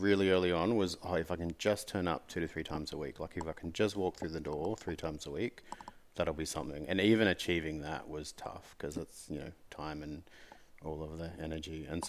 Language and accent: English; Gold Coast, Queensland, Australia; So when I was a kid, I grew up on the Gold Coast, and so I surfed a lot.